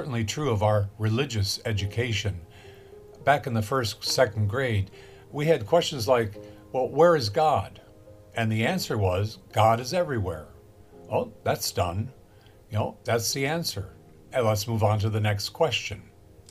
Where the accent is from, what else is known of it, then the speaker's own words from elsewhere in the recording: Los Angeles, California, United States; I grew up in Los Angeles, and in the 1950s